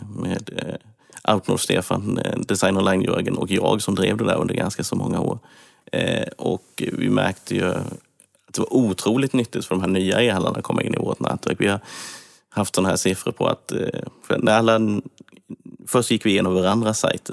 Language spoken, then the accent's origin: Swedish; Kalmar, Kalmar County, Sweden; accent: Småland; jag gick även högskolan i Kalmar där jag är uppväxt. Jag tror det hörs att jag är smålänning